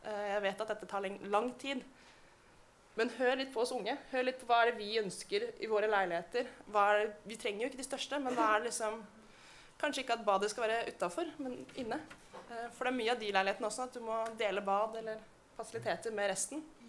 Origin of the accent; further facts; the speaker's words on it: Oslo, Norway; Jeg vokste opp i Oslo. Jeg er født i Oslo